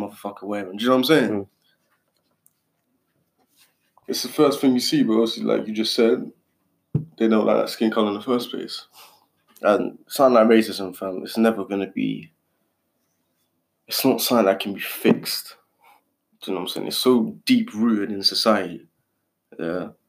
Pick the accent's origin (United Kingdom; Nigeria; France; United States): United Kingdom; London; I'm not from Africa, yeah. I'm actually British. I'm actually 100% British, fam. My mum's born here, my dad's born here.